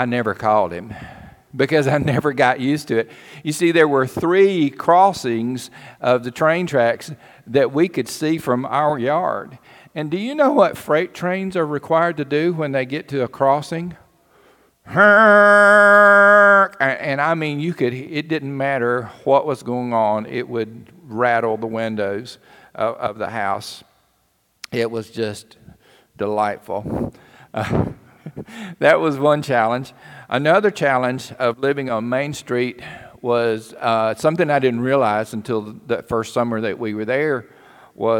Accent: Cherokee, United States; moved away; we moved to a little town called Cherokee. And some of you may know that that's my hometown.

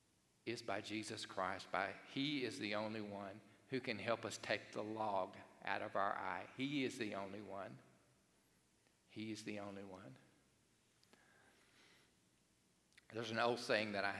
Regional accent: Cherokee, Alabama, United States; I grew up in Cherokee, Alabama

